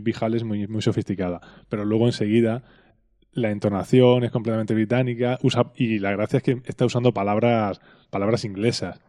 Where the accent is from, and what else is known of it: Spain; accent: Spanish; also born or lived in Texas